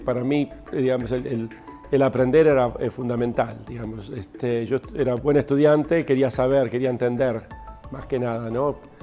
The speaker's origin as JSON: {"language": "Spanish", "region": "Buenos Aires", "country": "Argentina", "tie": "born or raised there", "also_born_or_lived": "Río Negro", "moved": "yes", "said": "crecí acá en Buenos Aires"}